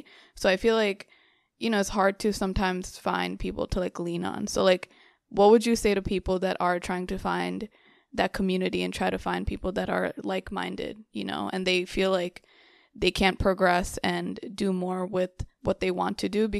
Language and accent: English; New York, United States; I grew up in New York, and New York is such a big melting pot, it has so many different cultures. So I was very lucky because when I first grew up in Queens, there was a lot of Bangladeshi people and there was a lot of community around me.